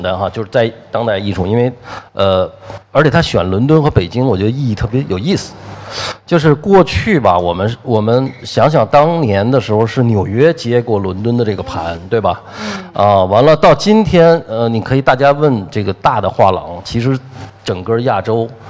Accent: Shanghai, China; 我们上海人的这个素质很高

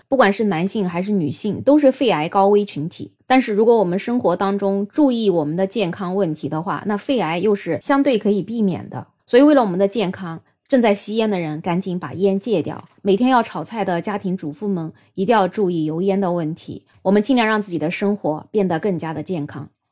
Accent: China; 我们中国人的烹饪习惯，喜欢油炸呀，喜欢在高温的情况下炒菜呀

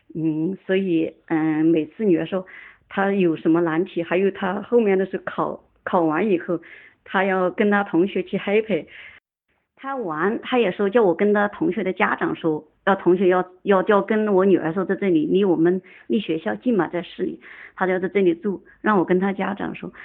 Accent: Shaanxi, China; moved away as an adult; now in Jiangxi, China; 我是陕西人，刚好嫁到江西

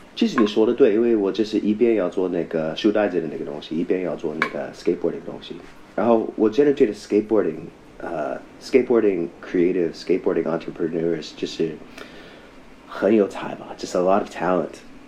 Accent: Vancouver, British Columbia, Canada; Chinese is a second language; moved away as an adult; also born or lived in United States / Taiwan; now in China; 很有可能我就是在温哥华那个地方长大了嘛

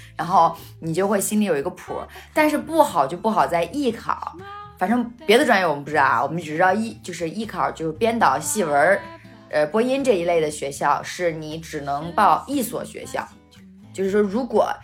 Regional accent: Hebei, China; 比方说我们是河北的嘛

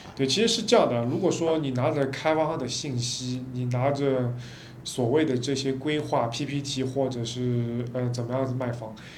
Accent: China; 我们中国人

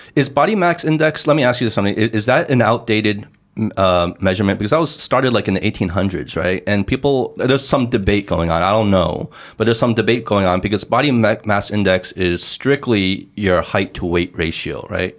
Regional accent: United States; now in China; When I was growing up in the States, um, in high school

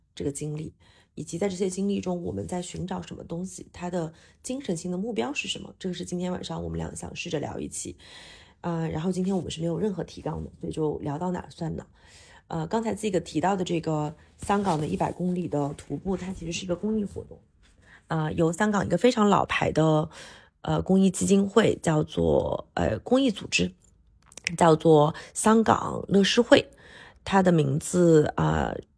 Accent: Hunan, China; now in Shanghai, China; 常住上海的香妹子

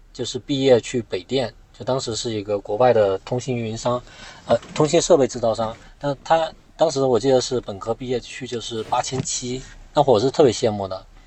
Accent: Guangxi, China; moved away as an adult; also born or lived in Beijing; 我广西人

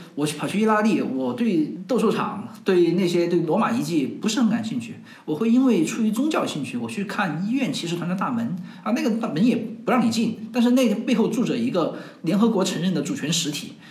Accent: China; 我们是中国人更多是唯物主义者

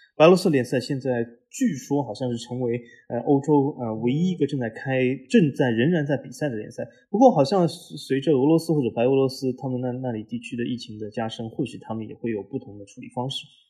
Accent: Shanghai, China; moved away; 我和老 A，我们都是，呃，来自于，呃，上海的八零后

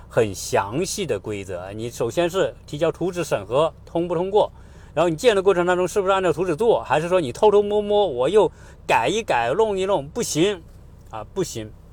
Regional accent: China; now in United States; 我们中国人

